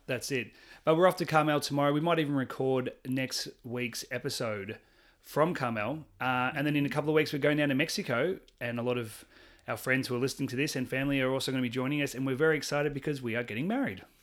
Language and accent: English; Australia; I'm Australian